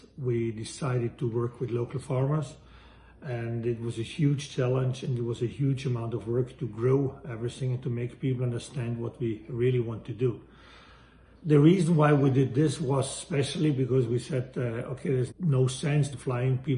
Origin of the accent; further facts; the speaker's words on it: Valle Aurina, Trentino-Alto Adige, Italy; moved away as an adult; I was born in Valle Aurina, which is a small valley in the most northern part of Italy